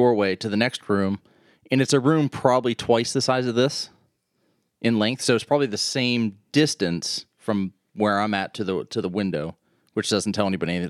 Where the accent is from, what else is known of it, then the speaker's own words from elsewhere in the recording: East Liverpool, Ohio, United States; in East Liverpool, and that's Gilson Avenue. So I grew up on Gilson Avenue. It's an old Cape Cod